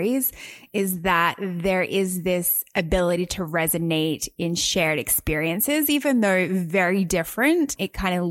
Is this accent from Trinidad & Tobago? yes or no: no; Australia; now in United States; as an immigrant to the United States myself. I always thought welcome home was me going back to Australia.